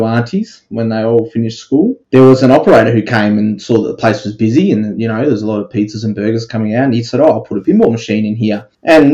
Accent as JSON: {"language": "English", "town": "Waroona", "region": "Western Australia", "country": "Australia", "tie": "born or raised there", "also_born_or_lived": "Mandurah", "lives_now": "Perth, Australia", "said": "I'm actually from a country town about an hour and a half south of Perth called Waroona. It's a very small town. Yeah, so I grew up down that way"}